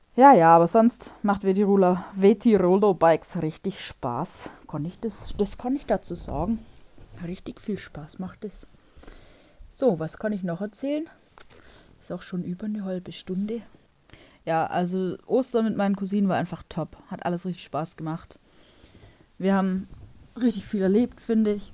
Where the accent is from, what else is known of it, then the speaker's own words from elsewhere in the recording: Germany; moved away as an adult; also born or lived in Stuttgart; now in Warsaw, Poland; bei uns in Deutschland